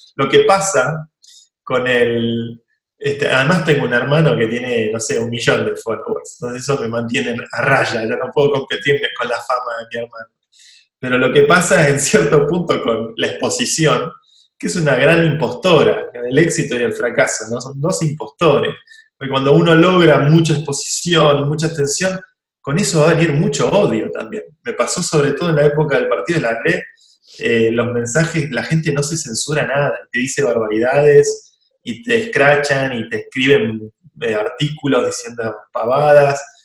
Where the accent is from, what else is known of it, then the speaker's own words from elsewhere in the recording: Argentina; yo soy muy argentino